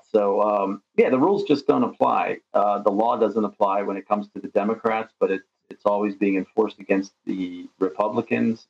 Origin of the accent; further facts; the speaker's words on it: United States; moved away as an adult; now in Russia; my childhood growing up in America